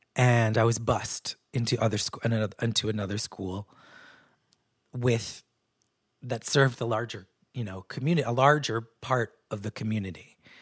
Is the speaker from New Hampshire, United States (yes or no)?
yes; New Hampshire, United States; moved away; also born or lived in New York; I was raised in New Hampshire, which was a predominantly white place